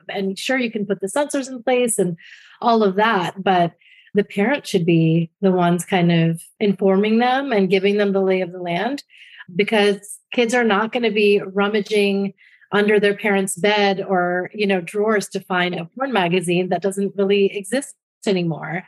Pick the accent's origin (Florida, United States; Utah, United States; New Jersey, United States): New Jersey, United States; my home state of New Jersey